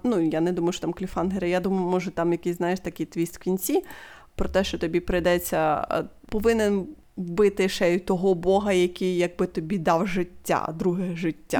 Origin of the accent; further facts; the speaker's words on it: Ukraine; Ми з України.